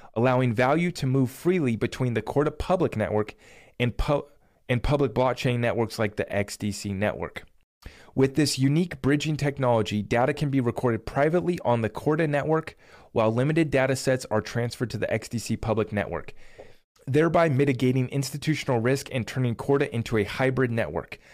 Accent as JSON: {"language": "English", "country": "United States"}